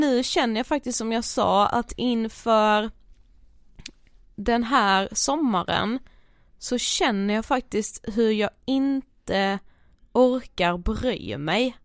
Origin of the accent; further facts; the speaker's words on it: Blekinge, Sweden; moved away; hemma i Blekinge